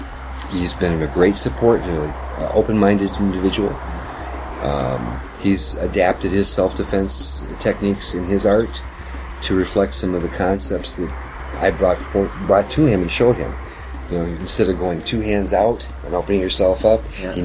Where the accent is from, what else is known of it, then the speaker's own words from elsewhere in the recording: Gaylord, Michigan, United States; now in Traverse City, United States; I'm in Traverse City right now, okay? I was from Gaylord.